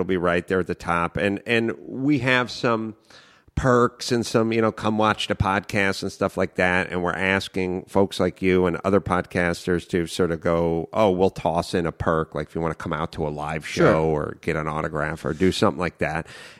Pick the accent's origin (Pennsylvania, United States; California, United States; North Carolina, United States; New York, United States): California, United States; North Hollywood; Yeah, I grew up in North Hollywood, you know, just me and young Raffles